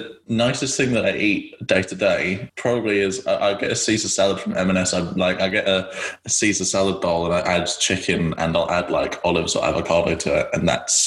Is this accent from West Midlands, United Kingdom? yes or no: no; London, United Kingdom; I'm originally from East London